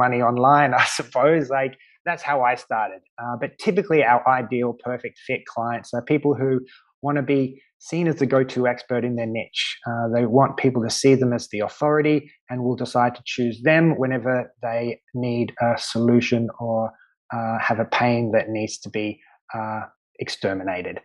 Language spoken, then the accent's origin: English; Australia; moved away as an adult; now in Malta; growing up in Australia